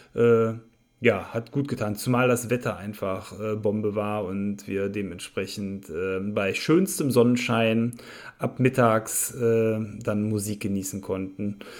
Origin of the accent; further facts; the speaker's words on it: Viersen, North Rhine-Westphalia, Germany; hier in meiner Heimatstadt, dem Eier mit Speck Festival äh, in Viersen